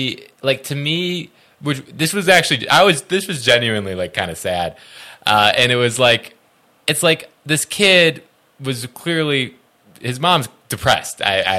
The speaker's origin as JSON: {"language": "English", "region": "Illinois", "country": "United States", "said": "I'm from Illinois"}